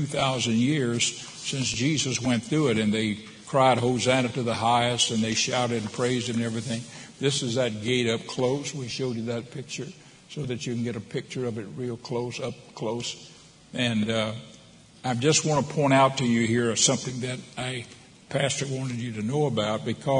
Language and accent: English; United States; here I am from America